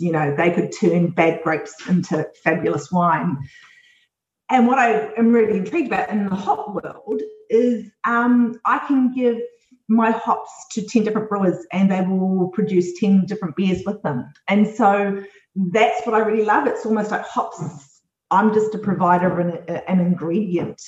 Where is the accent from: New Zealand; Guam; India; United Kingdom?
New Zealand; also born or lived in Australia; as a New Zealander